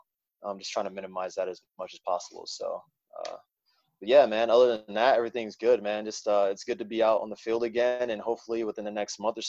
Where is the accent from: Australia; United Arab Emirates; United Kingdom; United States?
United States; South Haven, Michigan; also born or lived in Pittsburgh, Pennsylvania; I was born in Pittsburgh, Pennsylvania. My family moved shortly after to South Haven, Michigan, where I grew up in Michigan, southwest part of Michigan